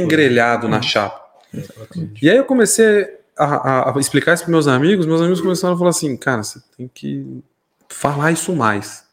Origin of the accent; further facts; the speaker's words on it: São Paulo, Brazil; moved away as an adult; now in Mairinque, Brazil; eu sou nascido, criado em São Paulo, é, ali no bairro da Lapa.